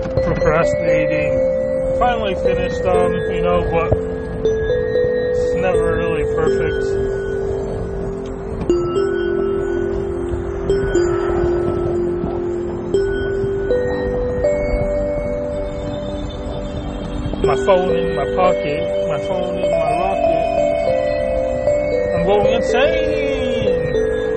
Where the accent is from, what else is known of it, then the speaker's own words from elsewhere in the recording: United States; I was brought to from the age of three to America as an illegal immigrant, and I grew up here in America amongst my peers as an illegal immigrant